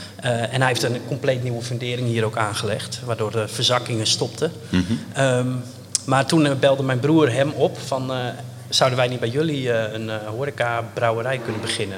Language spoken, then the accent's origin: Dutch; Enkhuizen, North Holland, Netherlands; moved away; also born or lived in Brussels; We zijn opgegroeid in Enkhuizen